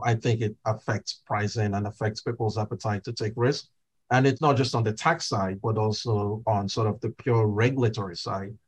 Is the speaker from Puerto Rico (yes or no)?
no; Nigeria; now in United States; I grew up in Nigeria